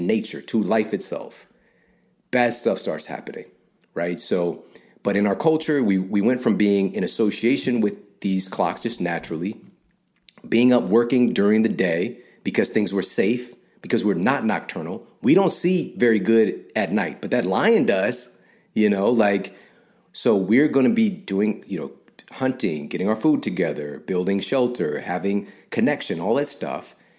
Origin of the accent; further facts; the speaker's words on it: St. Louis, Missouri, United States; I'm from Saint Louis